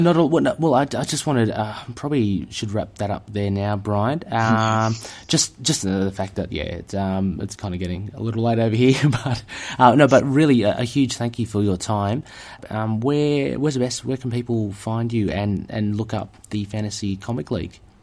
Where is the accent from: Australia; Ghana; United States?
Australia; I'm an Aussie here